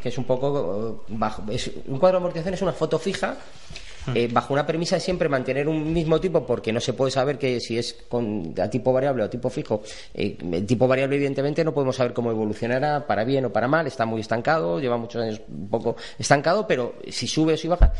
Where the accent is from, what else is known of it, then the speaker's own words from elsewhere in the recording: Spain; como buenos españoles